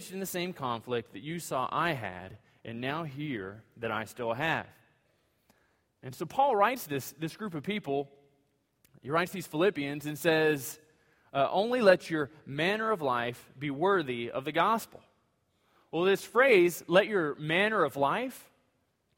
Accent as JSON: {"language": "English", "country": "United States", "said": "being an American citizen"}